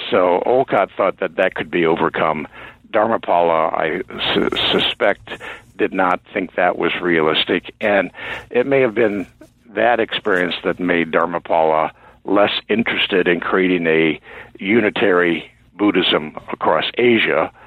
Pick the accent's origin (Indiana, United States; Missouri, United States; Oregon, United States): Indiana, United States; moved away as an adult; also born or lived in New England / Chicago; now in Maine, United States; I grew up in Indiana.